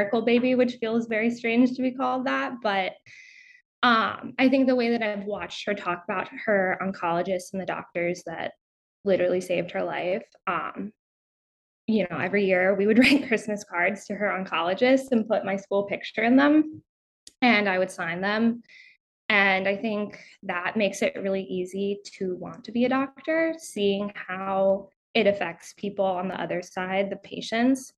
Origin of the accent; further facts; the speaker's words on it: Charlottesville, Virginia, United States; I grew up outside of Charlottesville, Virginia, in the middle of nowhere, so kind of near the Blue Ridge Mountains.